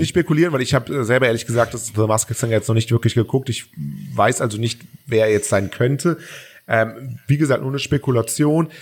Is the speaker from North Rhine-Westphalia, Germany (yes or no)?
yes; Cologne, North Rhine-Westphalia, Germany; ich bin Kölner